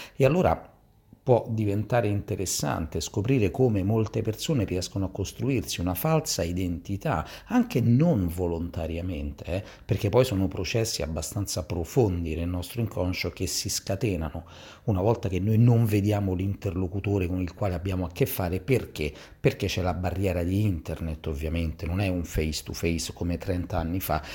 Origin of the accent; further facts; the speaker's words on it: Gioiosa Marea, Sicily, Italy; now in Rome, Italy; fisioterapista e ipnoterapista di Roma e parlo però dalla Sicilia dal mio paese di origine, Gioiosa Marea, in provincia di Messina